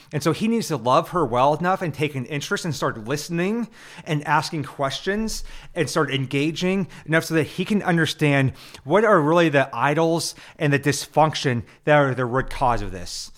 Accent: Nebraska, United States; I'm from Nebraska, where everything's about the Huskers

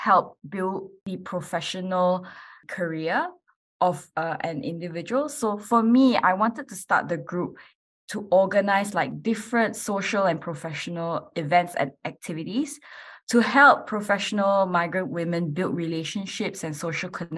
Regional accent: Malaysia; moved away as an adult; now in Adelaide, Australia; I'm originally from Malaysia, and I actually moved here about 11 years ago now to do my university

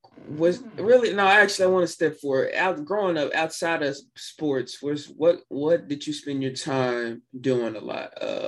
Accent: Arkansas, United States; I'm an Arkansas native myself.

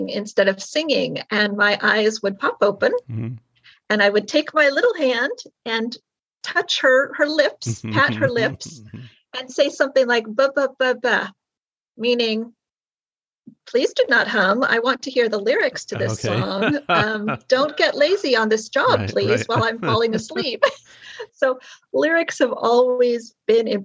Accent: Long Beach, California, United States; now in Irvine, United States; I grew up in Long Beach, which is LA County.

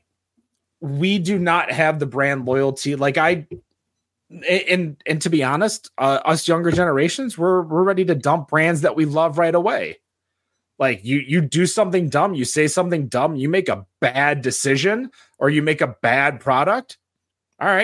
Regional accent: Troy, Michigan, United States; I grew up in Troy.

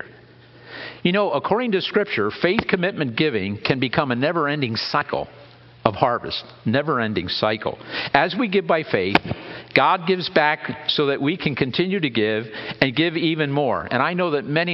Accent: Lebanon County, Pennsylvania, United States; I grew up in Lebanon County

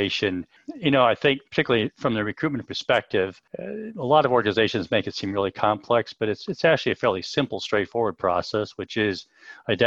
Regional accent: United States; moved away as an adult; also born or lived in Europe; now in United Kingdom; I'm an American, but I've lived in Europe for about 30 years

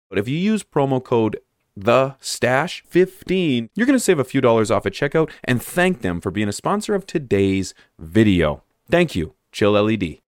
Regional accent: Canada; I'm from Canada

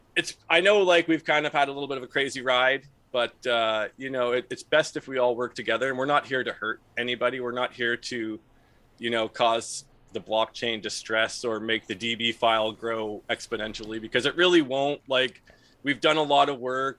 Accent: Ontario, Canada; we're from Ontario

